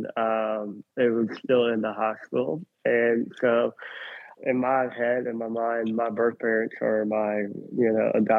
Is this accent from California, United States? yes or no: no; Birmingham, Alabama, United States; moved away as an adult; also born or lived in Zvenyhorodka, Ukraine / Uman, Ukraine; now in Tennessee, United States; They brought me to Birmingham, Alabama. And so I grew up in Birmingham for a long time until 2017